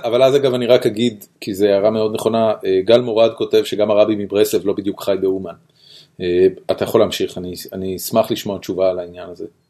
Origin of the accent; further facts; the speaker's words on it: Israel; אני בתור חילוני ישראלי